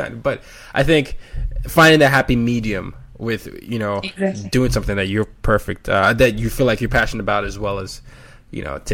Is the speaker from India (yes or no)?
no; Nigeria; moved away; I'm Nigerian